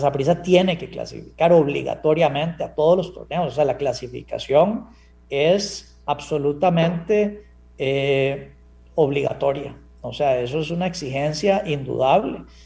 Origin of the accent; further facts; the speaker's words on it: Costa Rica; como costarricense